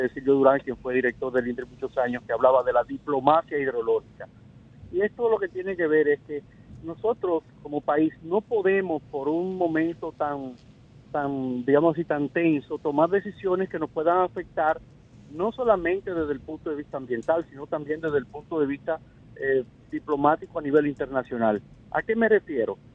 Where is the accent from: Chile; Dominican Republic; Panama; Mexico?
Dominican Republic; nosotros, como dominicanos